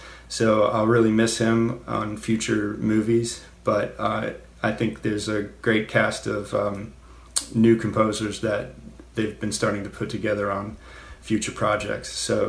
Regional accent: Baltimore, Maryland, United States; I'm from Baltimore, Maryland.

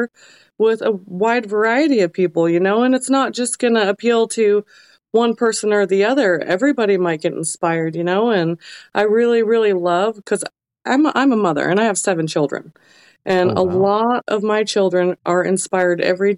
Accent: Alaska, United States; growing up in Alaska

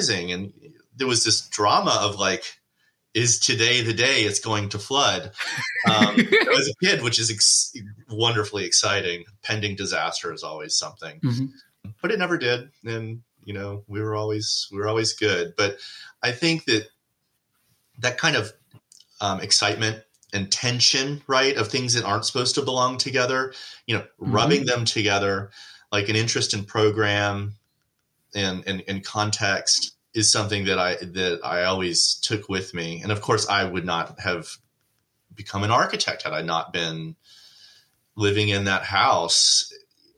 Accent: outside of Nashville, Tennessee, United States; now in Los Angeles, United States; I grew up not in Los Angeles, but in outside of Nashville, Tennessee, on a farm

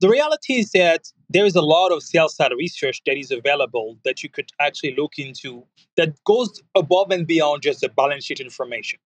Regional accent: France; now in United States; I'm, French living in America

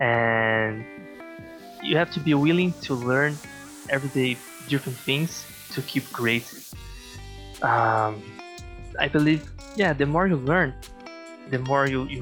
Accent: Brazil; also born or lived in Vancouver, Canada; I'm from Brazil originally

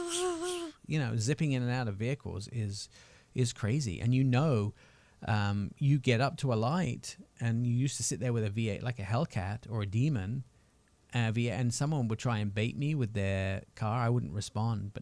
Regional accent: England, United Kingdom; accent: English; now in United States; My English accent

